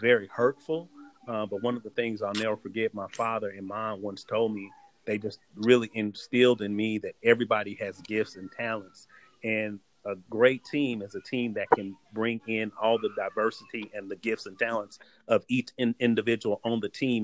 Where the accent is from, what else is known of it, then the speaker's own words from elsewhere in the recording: Oklahoma, United States; grow up in Oklahoma